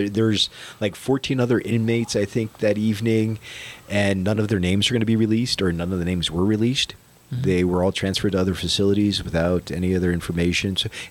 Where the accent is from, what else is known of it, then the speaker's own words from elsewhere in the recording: Florida, United States; also born or lived in Vermont; I grew up in Florida in a very diverse neighborhood.